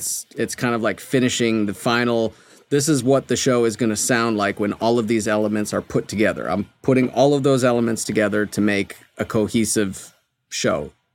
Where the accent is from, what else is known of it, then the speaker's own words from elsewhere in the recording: Canada; moved away as an adult; also born or lived in Berkeley, California, United States; now in Los Angeles, United States; I'm from Canada